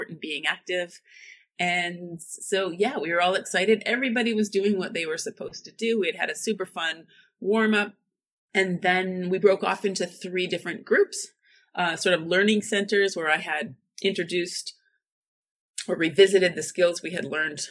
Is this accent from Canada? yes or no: yes; Northern Ontario, Canada; moved away as an adult; now in Germany; my Canadian roots or just growing up in Northern Ontario